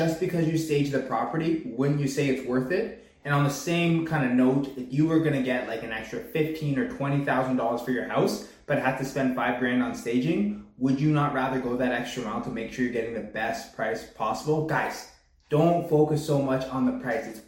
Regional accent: Pickering, Ontario, Canada; also born or lived in Whitby; I was born and raised in the Durham region. I was born out in Pickering, live now in Whitby.

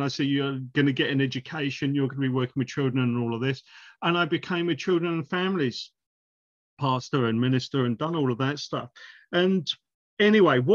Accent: United Kingdom; moved away as an adult; now in New Zealand; I go into a church in my hometown in the UK

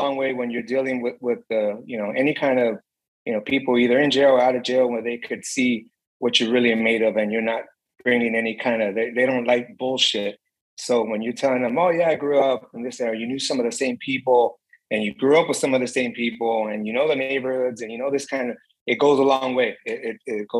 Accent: Los Angeles, California, United States; growing up in East LA off of Hamel and Rowan, and we were just, you know, Mexican-American kids

